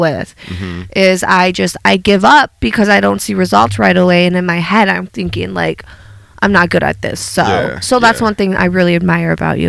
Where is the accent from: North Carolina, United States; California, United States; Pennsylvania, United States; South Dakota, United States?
South Dakota, United States; Sioux Falls; also born or lived in Fargo, North Dakota; I was born in Fargo, North Dakota. And I think about the age of 2, I don't really know. I moved to Sioux Falls, South Dakota. And so I've lived in the Dakotas. So right. My whole life. So yeah. I'm from, South Dakota, North Dakota.